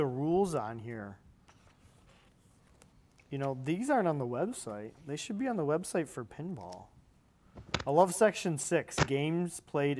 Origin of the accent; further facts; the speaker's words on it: Canada; No, I'm from Canada, and I watched Pixelated Heroes.